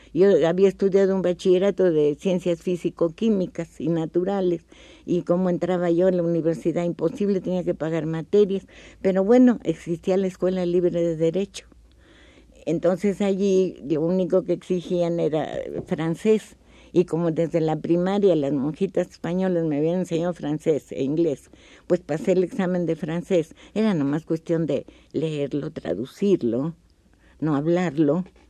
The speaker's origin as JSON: {"language": "Spanish", "region": "Mexico City", "country": "Mexico", "tie": "born or raised there", "also_born_or_lived": "Durango", "said": "yo cumplí un año de edad ya aquí en el Distrito Federal. Por lo tanto, pues yo me considero de feña, porque toda mi vida he vivido aquí"}